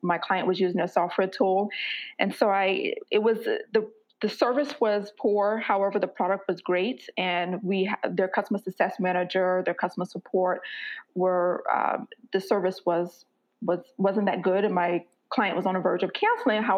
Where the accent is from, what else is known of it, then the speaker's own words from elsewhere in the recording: Florida, United States; moved away as an adult; now in Mountain View, United States; I was born and raised in Florida. I reside, however, in the San Francisco Bay Area, California, so a little city called Mountain View